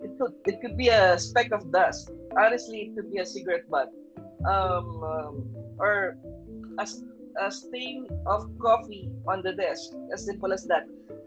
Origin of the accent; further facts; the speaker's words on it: Philippines; moved away as an adult; I'm a Filipino